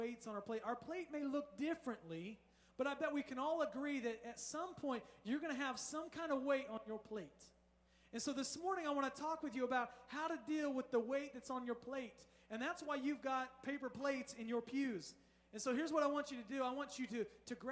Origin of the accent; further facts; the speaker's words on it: Indiana, United States; now in Southern California, United States; I'm from Indiana.